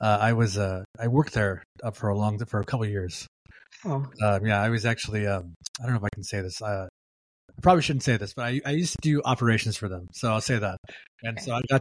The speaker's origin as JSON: {"language": "English", "town": "Stockton", "region": "California", "country": "United States", "moved": "yes", "lives_now": "San Jose, United States", "said": "I'm kind of a San Jose transplant. I'm originally from the Stockton, California area, Central Valley"}